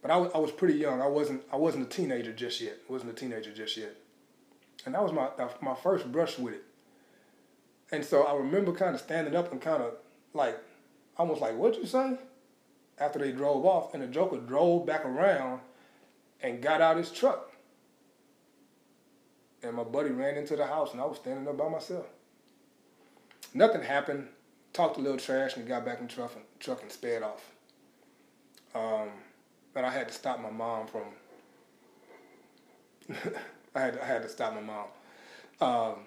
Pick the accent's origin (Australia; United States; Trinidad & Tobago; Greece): United States; Houston, Texas; also born or lived in Baton Rouge, Louisiana; That's where I was born, but when I was about two, we moved out 45 and Scarsdale. That was in like 1978. And so that's where I spent all of my growing up years.